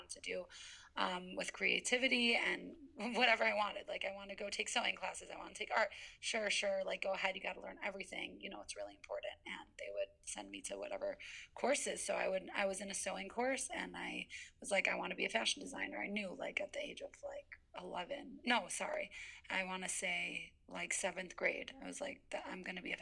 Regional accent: Skokie, Illinois, United States; also born or lived in Tel Aviv, Israel; I'm from Skokie

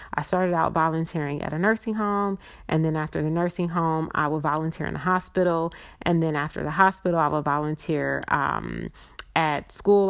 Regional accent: California, United States; also born or lived in Chicago; we came from Chicago all the way to California

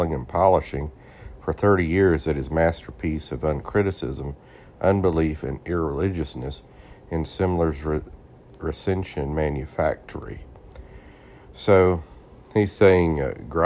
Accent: United States; I'm American, only know one language

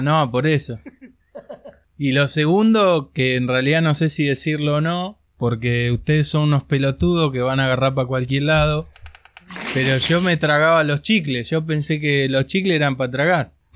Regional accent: Buenos Aires, Argentina; yo soy de la General Paz para acá

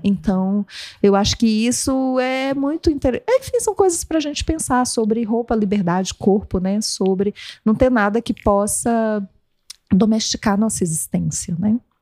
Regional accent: Amazon, Brazil; moved away; eu, eu cresci na Amazônia

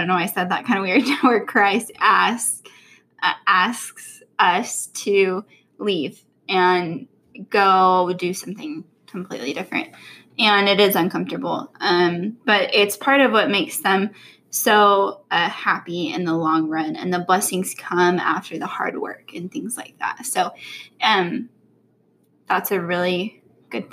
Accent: California, United States; moved away; I was from California

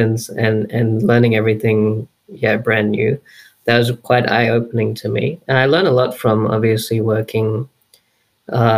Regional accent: Brisbane, Queensland, Australia; I was born and raised in Brisbane, here in Queensland, Australia

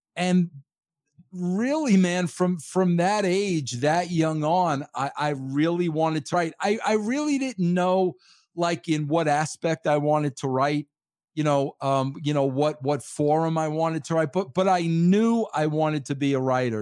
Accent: Long Island, New York, United States; moved away as an adult; also born or lived in Connecticut; I am from born and raised uh, on Long Island, New York

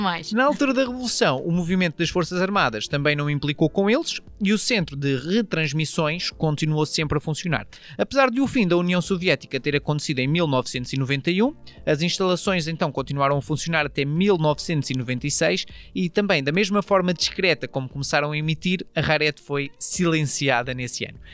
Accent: Portugal; nós portugueses

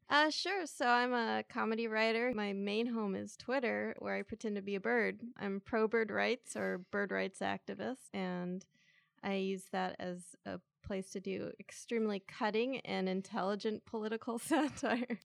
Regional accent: San Diego, California, United States; I grew up in San Diego

